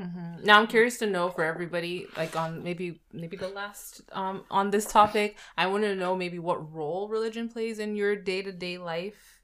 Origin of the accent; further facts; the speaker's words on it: Nigeria; moved away; the household and country I come from, mm-hmm. we did speak to the fact that we're Nigerians